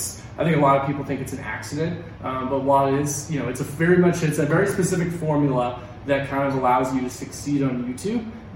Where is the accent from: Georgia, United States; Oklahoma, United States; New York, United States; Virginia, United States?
Georgia, United States; Atlanta; Yeah, man. So I'm from Atlanta.